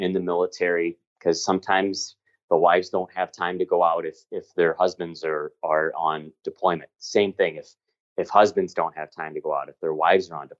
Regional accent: St. Louis, Missouri, United States; also born or lived in Utica, New York / Springfield, Massachusetts; now in San Diego, United States; I grew up in St. Louis, Missouri.

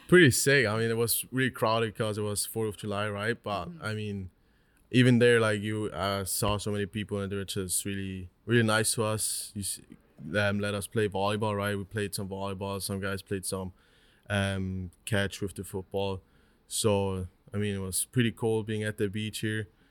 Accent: Switzerland; also born or lived in Newark, New Jersey; I grew up my whole life, my whole 19 years in Switzerland

